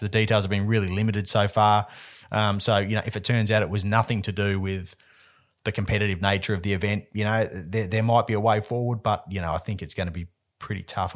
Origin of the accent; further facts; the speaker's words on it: Western Australia, Australia; I'm gonna go all West Aussie all the time this week. It was my home race